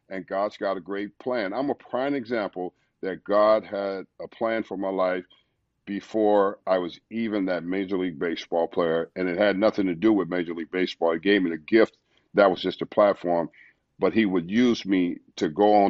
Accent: Los Angeles, California, United States; born or raised there; moved away as an adult; now in St. Louis, United States

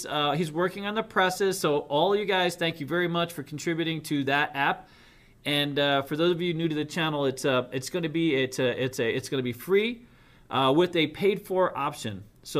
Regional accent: United States; also born or lived in New York City, United States / Boston, United States; I grew up in New York City, Boston

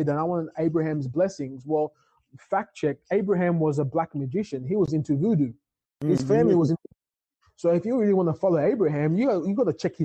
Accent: Ghana; being a Ghanaian, we're very cultural when it comes to church

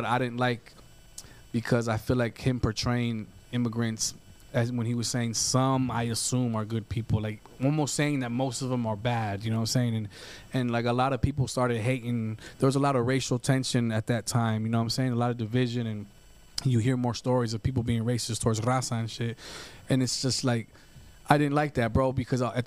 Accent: United States; I'm American. I was born here.

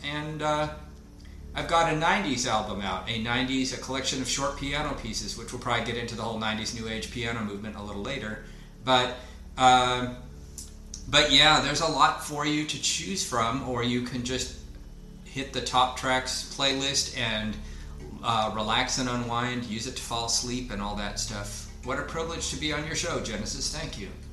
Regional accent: Portland, Oregon, United States; I'm from the Portland area in Oregon

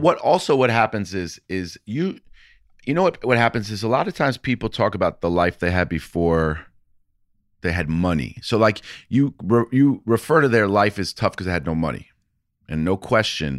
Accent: New York City, New York, United States; I grew up in New York City

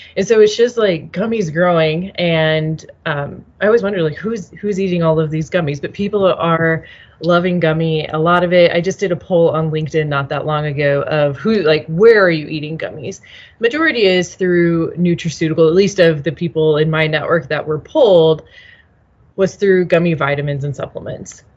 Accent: Nebraska, United States; moved away as an adult; also born or lived in Chicago; I'm originally from Nebraska. I was living in Chicago

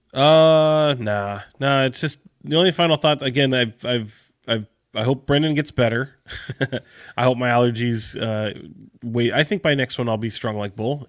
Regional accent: Sacramento, California, United States; I grew up in Sacramento

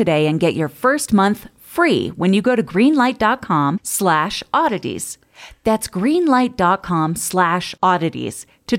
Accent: Cooperstown, New York, United States; I had to pause and message you because I'm from Cooperstown, New York.

